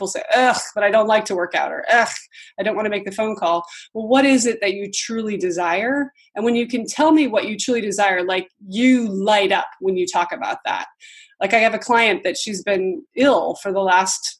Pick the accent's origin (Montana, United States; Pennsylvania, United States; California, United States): Montana, United States; moved away as an adult; also born or lived in Virginia / Budapest, Hungary; now in Los Angeles, United States; I grew up in Montana